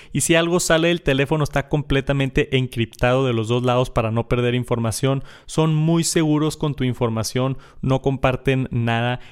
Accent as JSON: {"language": "Spanish", "town": "Monterrey", "region": "Nuevo León", "country": "Mexico", "said": "yo soy de Monterrey"}